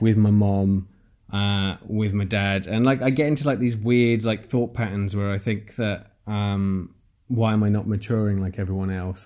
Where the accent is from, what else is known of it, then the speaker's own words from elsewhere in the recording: Nottingham, East Midlands, United Kingdom; moved away as an adult; now in Bournemouth, United Kingdom; I moved to Bournemouth, which is where I am now from Nottingham, where I'm from